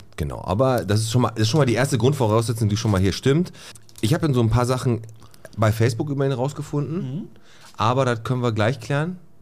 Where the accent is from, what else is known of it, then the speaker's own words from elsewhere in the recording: Bottrop, North Rhine-Westphalia, Germany; ich bin oben in Fontanestraße groß geworden